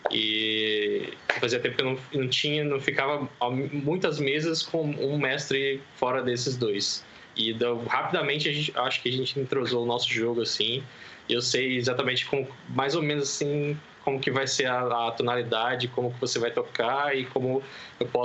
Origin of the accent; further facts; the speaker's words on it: Volta Redonda, Rio de Janeiro, Brazil; now in São Paulo, Brazil; tenho 32 anos, sou originário da cidade de Volta Redonda, interior do Rio de Janeiro, e dos últimos anos tenho residido aqui na cidade de São Paulo, capital